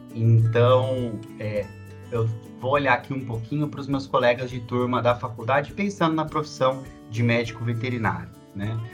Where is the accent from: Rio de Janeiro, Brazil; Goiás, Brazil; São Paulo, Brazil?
São Paulo, Brazil; eu sou de São Paulo, capital